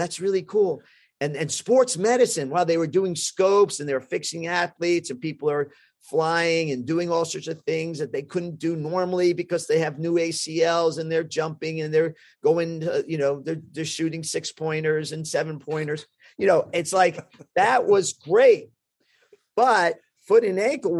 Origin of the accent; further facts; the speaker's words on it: New York, United States; also born or lived in Bronx; I was born in Manhattan. We were in the Bronx at the time.